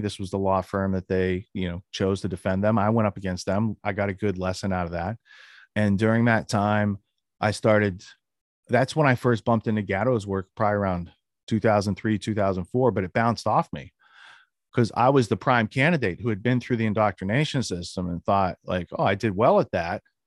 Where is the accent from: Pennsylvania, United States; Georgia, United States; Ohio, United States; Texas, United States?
Pennsylvania, United States; Western; I grew up in Western Pennsylvania.